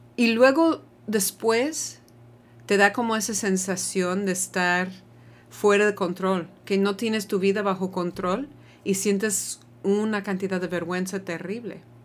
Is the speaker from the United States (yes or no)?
yes; United States; now in Mexico; cuando estoy en mi país, ya no me siento muy gringa tampoco